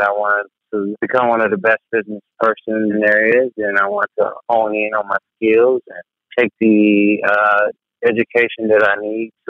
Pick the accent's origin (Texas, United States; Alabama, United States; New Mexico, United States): Texas, United States; Tyler; I'm from Tyler, same high school